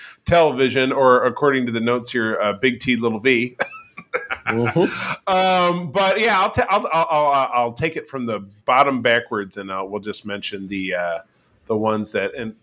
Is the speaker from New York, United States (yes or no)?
no; Detroit, Michigan, United States; So I'm from Metro Detroit.